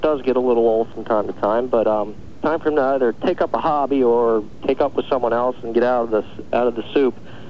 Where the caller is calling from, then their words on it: New Jersey, United States; I'm calling from New Jersey.